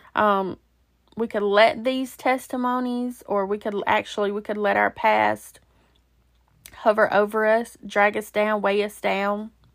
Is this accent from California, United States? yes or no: no; Alabama, United States; moved away; also born or lived in Georgia; it was actually in Alabama, which is my home state